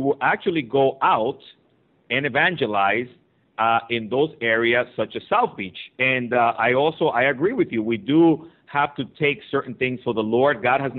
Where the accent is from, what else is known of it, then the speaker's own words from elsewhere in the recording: Dominican Republic; also born or lived in Aventura, Florida; now in United States; I'm originally from the Dominican Republic, Nathan, and when we came to this country